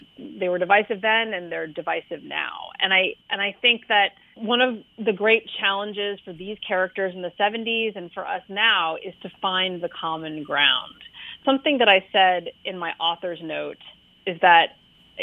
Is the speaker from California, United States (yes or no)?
yes; California, United States; moved away as an adult; also born or lived in New York / Connecticut; now in Massachusetts, United States; I grew up in California, and I've lived on the East Coast of most of my adult life. I lived in New York and Connecticut, and now I live